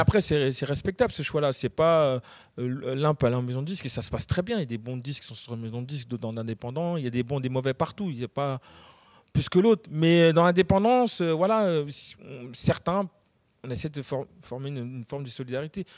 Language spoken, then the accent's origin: French; Gennevilliers, Île-de-France, France; on vient de Gennevilliers